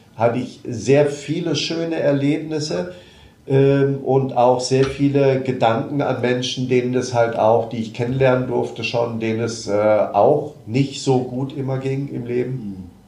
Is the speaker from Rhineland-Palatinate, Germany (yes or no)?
no; Marburg, Hesse, Germany; ich komme aus Marburg, bin dort auch geboren